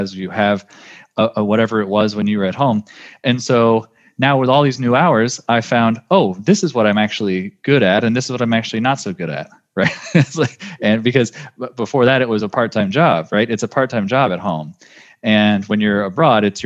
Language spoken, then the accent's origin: English; California, United States; growing up in California in the United States